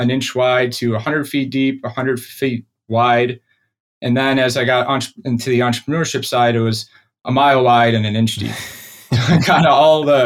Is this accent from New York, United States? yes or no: yes; Rochester, New York, United States; also born or lived in Buffalo, New York; I grew up in Rochester, New York, of a middle-class family